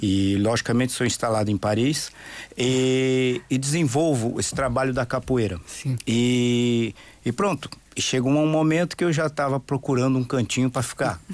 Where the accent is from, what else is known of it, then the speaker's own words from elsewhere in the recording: São Paulo, Brazil; also born or lived in Santos; Eu sou de Brasil. São Paulo.